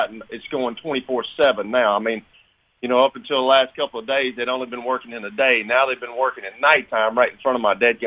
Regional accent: Lincoln County, Tennessee, United States; when I was growing up in Lincoln County

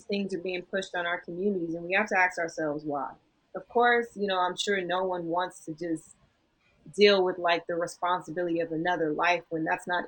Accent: United States; also born or lived in Los Angeles; as an American

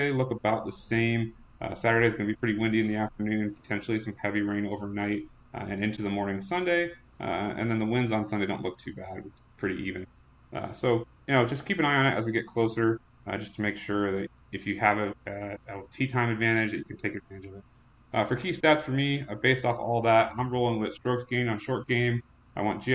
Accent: TPC River Highlands area, Connecticut, United States; this is my hometown. I grew up about 10 minutes away from here

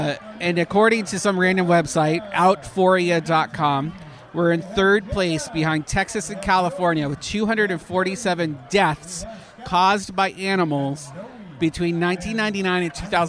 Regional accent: Canada; now in Florida, United States; I'm too Canadian

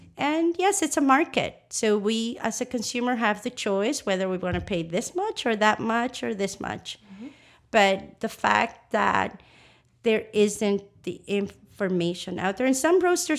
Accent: Nicaragua; So where does your coffee come from? You know, it comes from Nicaragua.

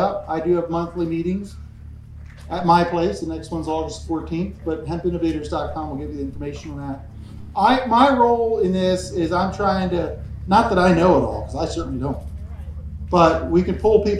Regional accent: Pennsylvania, United States; I'm from Pennsylvania

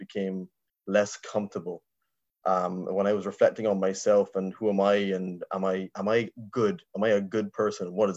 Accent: Barbados; now in Ireland; I was raised in Barbados in the Caribbean.

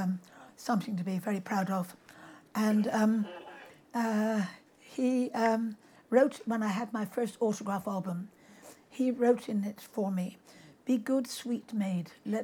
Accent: South West England, United Kingdom; I'm Cornish through and through and through. And my parents were Cornish. My grandparents were Cornish. I have no other blood than Cornish blood.

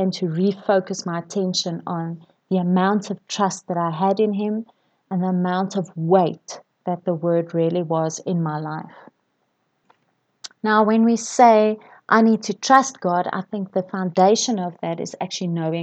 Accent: KwaZulu-Natal, South Africa; I grew up in KwaZulu-Natal, and my sisters and I spent our fair share of time on the beach

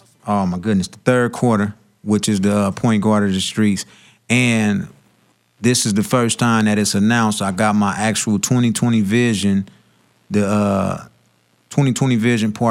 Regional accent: Long Beach, California, United States; I'm from Long Beach

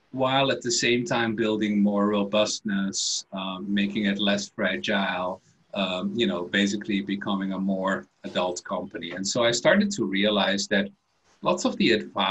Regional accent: Netherlands; moved away as an adult; also born or lived in Belgium; I was born in the Netherlands and had a bit of a career in different countries. I studied in Belgium

